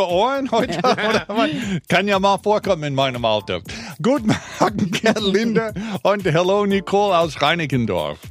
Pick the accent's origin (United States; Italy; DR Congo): United States; now in Berlin, Germany